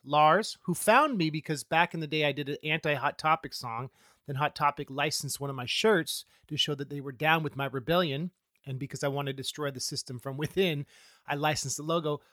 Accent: Oakland, California, United States; also born or lived in Central Coast, California; I grew up in the Oakland Hills until I was in middle school, and then my parents moved down to the Central Coast

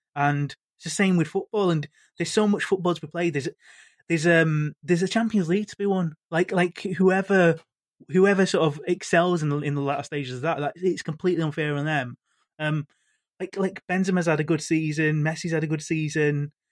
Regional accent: Manchester, North West England, United Kingdom; I'm from Manchester

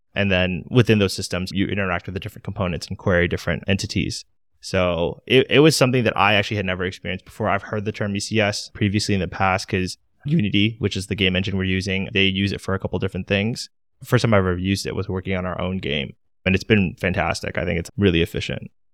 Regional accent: Maryland, United States; now in Washington, D.C., United States; I'm located in D C, born and raised in Maryland, so I've been in the area my whole life

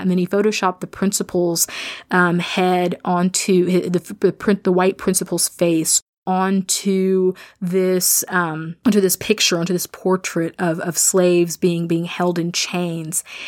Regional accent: Midwest, United States; I'm a Midwesterner. I am somebody who grew up in a rural context

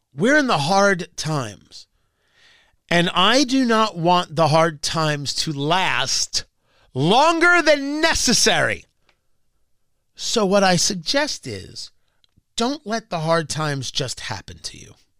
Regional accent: New Jersey, United States; Growing up in New Jersey

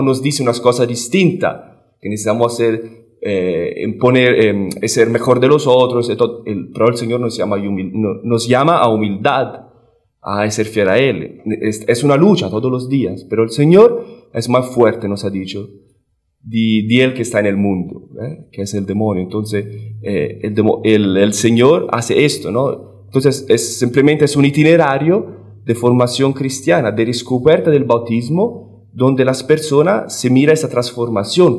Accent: Italy; Spanish is a second language; now in Washington, D.C., United States; italiano eh, seminarista de Washington, me perdonan por mi español, que es un poco pobre.

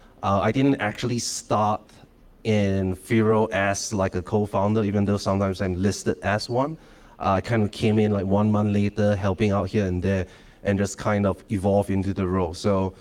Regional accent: Malaysia; I am from Malaysia.

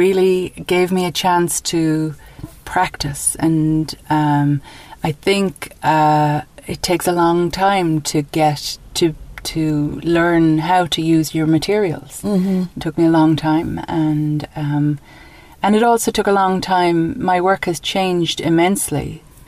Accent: Dublin, Leinster, Ireland; moved away as an adult; also born or lived in New York, United States; now in County Mayo, Ireland; So, yes, so I grew up in Ireland. I grew up in Dublin and went to college in Dublin.

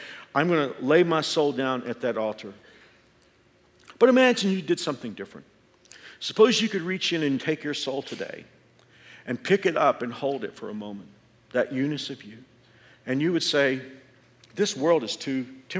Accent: Andover, Kansas, United States; hit our area, and especially my hometown of Andover.

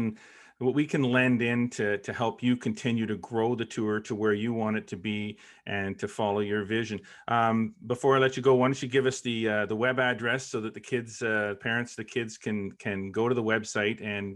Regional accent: Brockville, Ontario, Canada; also born or lived in Kingston; I'm originally from Brockville, but I lived half my life in Kingston, and my younger brother played on the St. Lawrence Junior tour

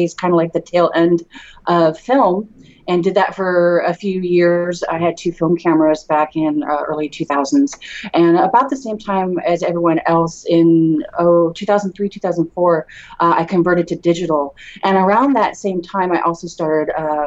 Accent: Redwood City, California, United States; now in San Jose, United States; I was born and raised in Redwood City. I grew up there, and I'm in San Jose now

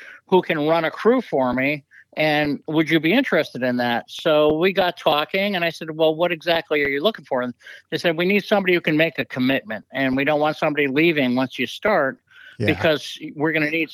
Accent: Massachusetts, United States; also born or lived in Cape Cod, Massachusetts / Martha's Vineyard, Massachusetts; I'm from Massachusetts, and I lived on the Cape for many summers as a kid

